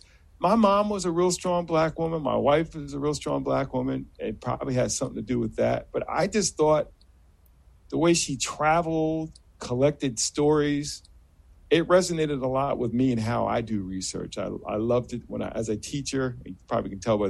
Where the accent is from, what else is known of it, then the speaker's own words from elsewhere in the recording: Hudson Valley of New York, United States; now in Boston, United States; I was born in New York and raised in New York